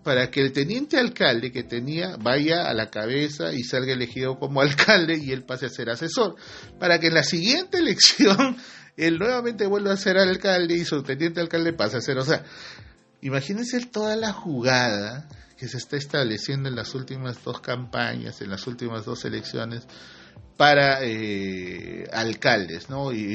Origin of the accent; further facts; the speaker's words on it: Peru; así somos en el Perú